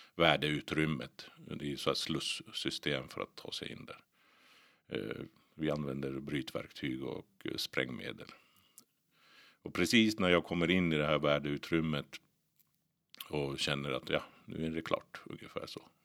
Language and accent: Swedish; Botkyrka, Stockholm County, Sweden; also born or lived in Finland; Jag växte upp i Botkyrka, eh, Norsborg, norra delarna där